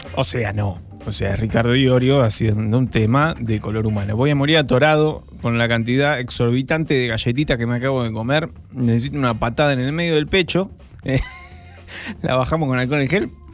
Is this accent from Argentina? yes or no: yes; Zona Sur, Buenos Aires Province, Argentina; los que somos de Zona